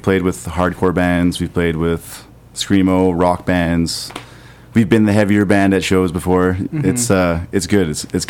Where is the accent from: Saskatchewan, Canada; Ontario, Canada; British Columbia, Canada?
British Columbia, Canada; Salmon Arm; I'm actually from here. I'm actually from Salmon Arm.